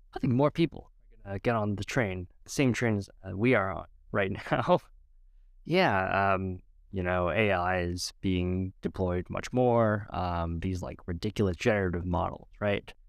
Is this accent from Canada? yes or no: yes; Edmonton, Alberta, Canada; I was born in Edmonton, Alberta, Canada, to two parents, immigrants, Vietnam.